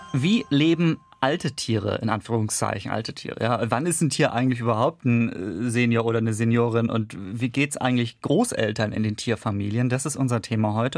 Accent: Kiel, Schleswig-Holstein, Germany; moved away; meiner Heimatstadt Kiel

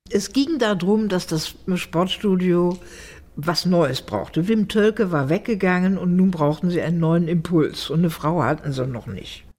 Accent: Düsseldorf, North Rhine-Westphalia, Germany; ich komme aus Düsseldorf und da bin ich 1946 geboren

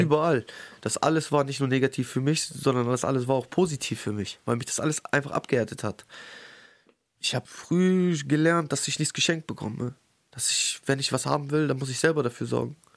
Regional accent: Bremen, Germany; Ich bin in Findorf aufgewachsen

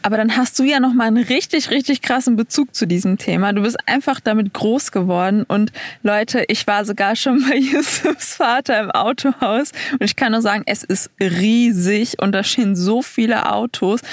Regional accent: Duisburg, North Rhine-Westphalia, Germany; moved away; ich komme ja aus NRW

